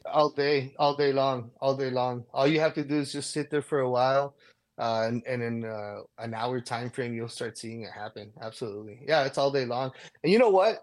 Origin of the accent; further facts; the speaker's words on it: El Paso, Texas, United States; moved away; I was born and raised in El Paso